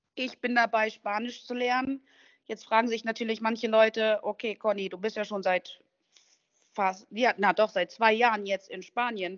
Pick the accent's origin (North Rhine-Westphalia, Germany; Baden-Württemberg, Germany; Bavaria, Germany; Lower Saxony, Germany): North Rhine-Westphalia, Germany; Duisburg; moved away as an adult; also born or lived in Thuringia / Düsseldorf / Andalusia; now in Spain; In, in Duisburg bin ich in meiner Schulzeit, also als Kind, als Teenager groß geworden